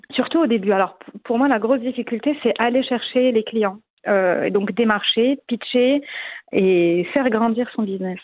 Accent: Morocco; moved away as an adult; also born or lived in Paris, France / Madrid, Spain; j'ai grandi au Maroc. Hein, j'ai un parcours classique. J'ai eu mon bac au Maroc

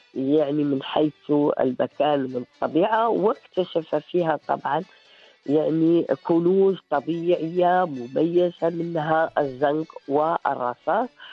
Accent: Morocco; حنا اولى مغاربه

